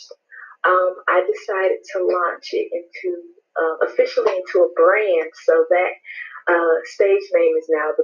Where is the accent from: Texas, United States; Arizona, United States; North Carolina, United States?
North Carolina, United States; Goldsboro; also born or lived in Pembroke, North Carolina; I'm from Goldsboro, North Carolina